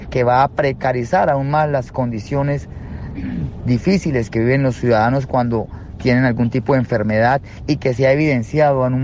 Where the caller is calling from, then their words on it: Colombia; Un fuerte abrazo desde Colombia y solicitamos toda su solidaridad y acompañamiento.